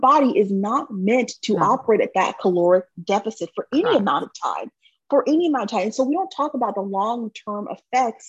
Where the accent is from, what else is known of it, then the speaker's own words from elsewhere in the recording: California, United States; moved away as an adult; also born or lived in Texas; I'm from California